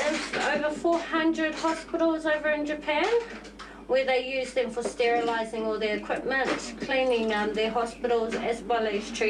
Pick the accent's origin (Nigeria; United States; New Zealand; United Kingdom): New Zealand; Gisborne; I'm from Gisborne.